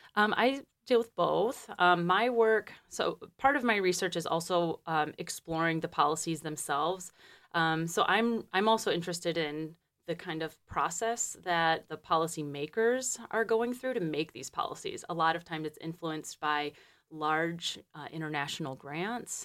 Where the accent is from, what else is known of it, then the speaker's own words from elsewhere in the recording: Detroit, Michigan, United States; moved away as an adult; also born or lived in Peru; I'm from Michigan originally. I'm from, um, Detroit.